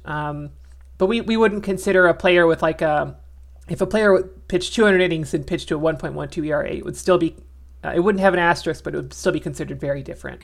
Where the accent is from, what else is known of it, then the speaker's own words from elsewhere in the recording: Arizona, United States; moved away; also born or lived in New Orleans; I'm from Arizona, but I kind of moved away from there before the 2001 World Series, just by a couple months